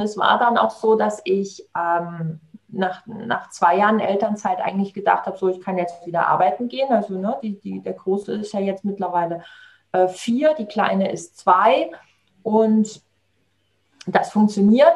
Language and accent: German; Saarland, Germany; also born or lived in Southern Italy; hier bei uns im Saarland